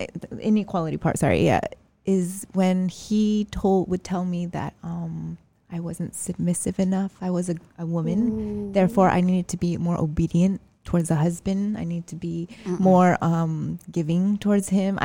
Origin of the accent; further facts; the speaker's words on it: United States; now in Malaysia; I grew up in the States. I mean, we are Americans